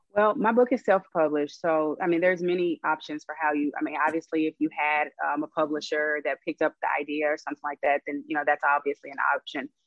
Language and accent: English; Arkansas, United States; moved away as an adult; now in Los Angeles, United States; I am actually from Arkansas moved to LA about eight years ago, so I'm here now